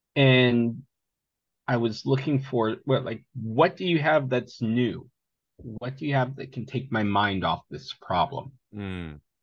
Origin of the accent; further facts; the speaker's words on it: Seattle area, Vashon Island, Washington, United States; also born or lived in Greece; I grew up in the Seattle area, uh, Vashon Island specifically, homeschooled